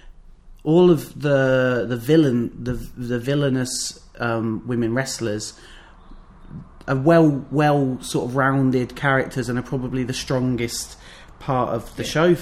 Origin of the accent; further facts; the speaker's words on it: Northamptonshire, East Midlands, United Kingdom; we're from Northamptonshire